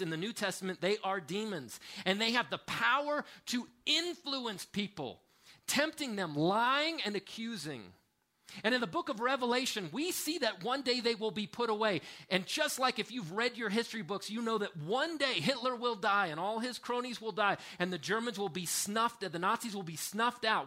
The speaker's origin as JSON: {"language": "English", "country": "United States", "said": "an American man in my upper 40s"}